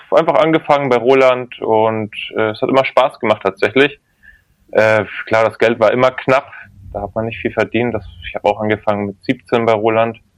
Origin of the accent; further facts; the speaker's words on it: Bavaria, Germany; now in St. Peter-Ording, Germany; ich bin äh, ursprünglich tatsächlich eine Franke komme aus Mittelfranken, äh, Nürnberg, bei Nürnberg in einem Dorf groß geworden.